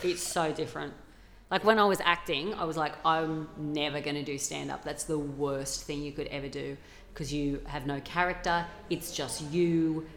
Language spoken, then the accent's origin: English; Australia; accent: regional Australian; I grew up in a small town. That's how my dad speaks.